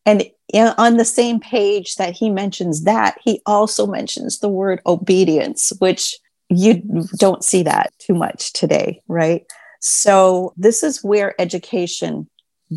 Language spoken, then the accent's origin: English; Maine, United States; the state of Maine, which is my home state